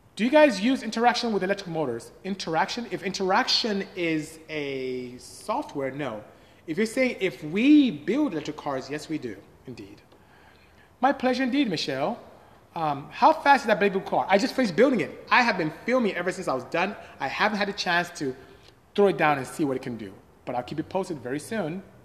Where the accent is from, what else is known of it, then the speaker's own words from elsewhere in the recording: Nigeria; I'm Nigerian, West Africa